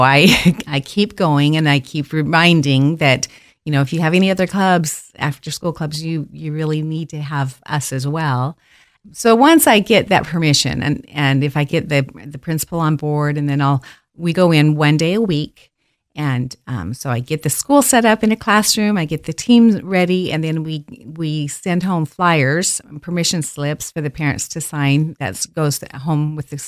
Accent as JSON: {"language": "English", "town": "Caldwell", "country": "United States", "tie": "born or raised there", "said": "I know. And well, I grew up in Caldwell. And then moved away for 40 years."}